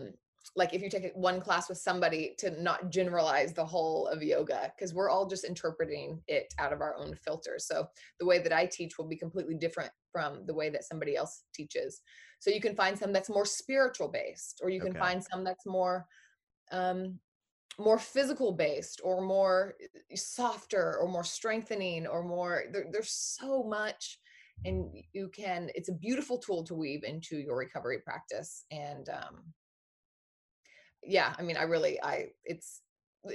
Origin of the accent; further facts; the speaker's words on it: Oklahoma, United States; I was born in Oklahoma, in a tiny little town in Oklahoma.